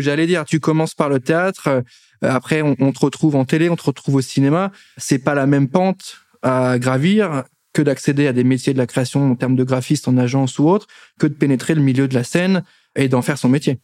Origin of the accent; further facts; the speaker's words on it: Nancy, Grand Est, France; now in Paris, France; je suis de Nancy